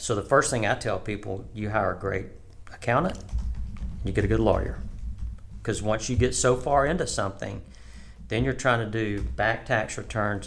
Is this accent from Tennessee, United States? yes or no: no; Tuscaloosa, Alabama, United States; moved away as an adult; now in Oklahoma, United States; I was born in Tuscaloosa, Alabama. Um, born and raised there.